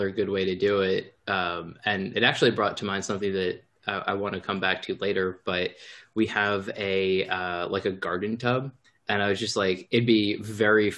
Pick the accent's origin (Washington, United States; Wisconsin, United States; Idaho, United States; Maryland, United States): Maryland, United States; Baltimore; Growing up in Baltimore, like we definitely had candles